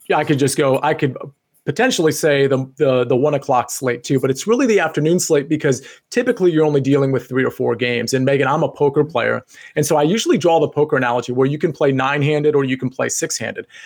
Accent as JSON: {"language": "English", "region": "Northern Virginia", "country": "United States", "tie": "born or raised there", "said": "I grew up in Northern Virginia as well."}